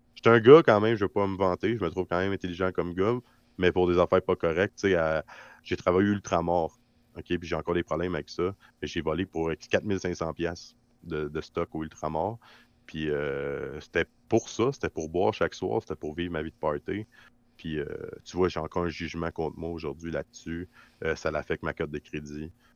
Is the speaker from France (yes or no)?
no; Quebec, Canada; ma vraie place en tant que Québécois